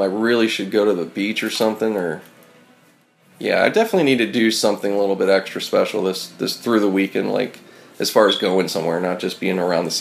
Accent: Pittsburgh, Pennsylvania, United States; moved away as an adult; now in Los Angeles, United States; I was born here in L.A., but I grew up in Pittsburgh. Meaning from age 10 to 21 is Pittsburgh

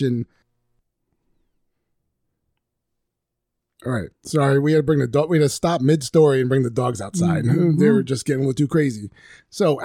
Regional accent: Northeast, United States; we are from the Northeast

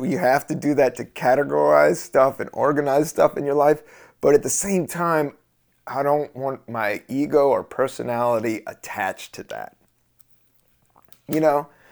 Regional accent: Washington, District of Columbia, United States; also born or lived in the South; I grew up in D C, I grew up in the South

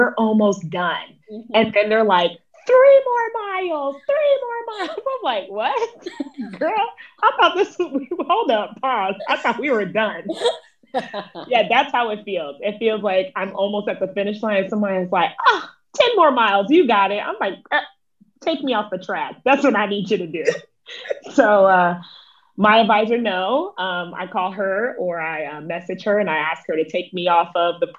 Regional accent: West Palm Beach, Florida, United States; moved away as an adult; now in Atlanta, United States; I currently live in Atlanta, Georgia, but I'm originally from West Palm Beach, Florida

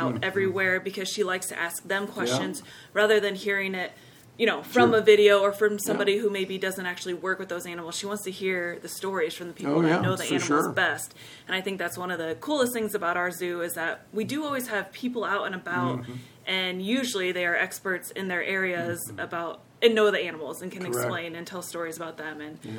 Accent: Fort Wayne, Indiana, United States; moved away as an adult; now in Cincinnati, United States; I'm not from Cincinnati, I'm from Fort Wayne, Indiana.

